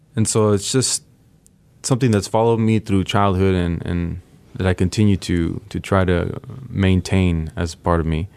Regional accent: San Diego, California, United States; first language Spanish; English is a second language; also born or lived in Tijuana, Mexico; I grew up in San Diego

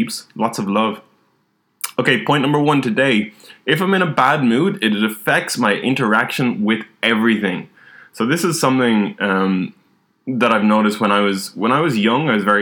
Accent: Ireland; growing up in Ireland, drinking is a big part of society.

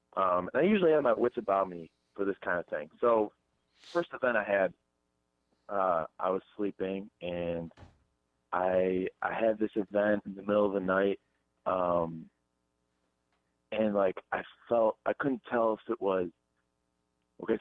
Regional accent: Hilton Head Island, South Carolina, United States; I'm from Hilton Head.

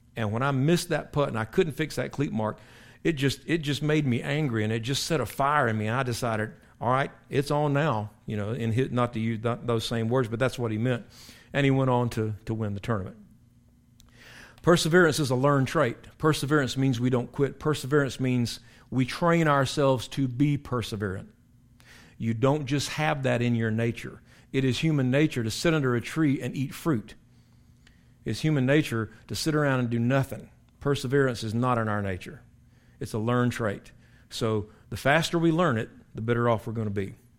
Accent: South Carolina, United States; moved away; I went back to my hometown in South Carolina, King Street, which is not a very big place, but it's where I was born and raised

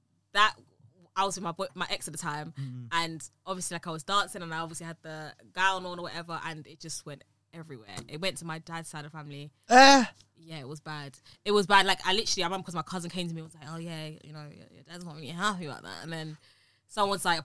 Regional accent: London, United Kingdom; accent: UK London; I've got a UK London accent

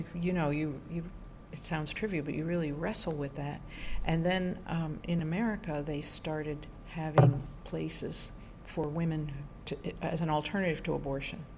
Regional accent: New York, United States; moved away as an adult; also born or lived in Bogota, Colombia; I'm from New York State originally, so my whole family's there, just outside of New York City

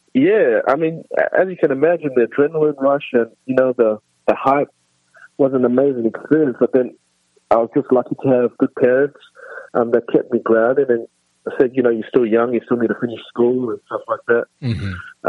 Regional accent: Australia; also born or lived in South Africa; I was born in South Africa. I lived in South Africa till, till I was nine, and then I moved to Australia. Um, and then I pretty much was raised the rest of my, my youth in Australia

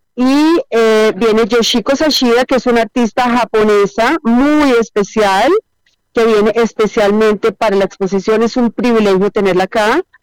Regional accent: Colombia; yo también como artista colombiana

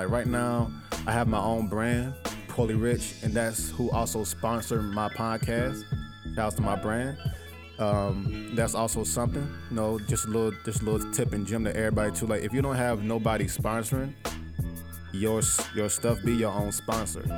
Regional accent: Manor, South Carolina, United States; I'm originally from Manor, South Carolina. Born and raised

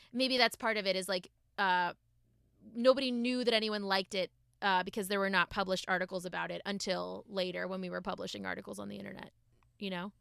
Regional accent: Massachusetts, United States; grew up in Massachusetts

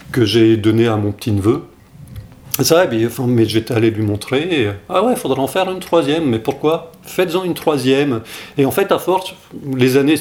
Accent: France; je suis né en France, mais toute mon enfance, mes, étés là-bas

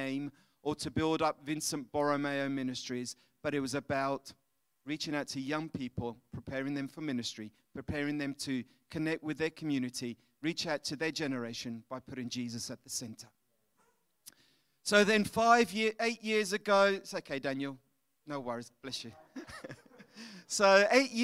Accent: London, United Kingdom; moved away as an adult; now in Italy; But my grandparents are Italians, my parents are Scottish, I'm from London, so I'm a bit mixed up.

